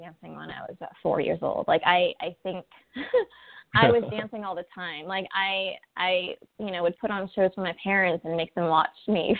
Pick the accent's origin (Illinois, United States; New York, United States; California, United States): California, United States; Pasadena; I grew up and I was born and raised in Pasadena, the hard streets of Pasadena.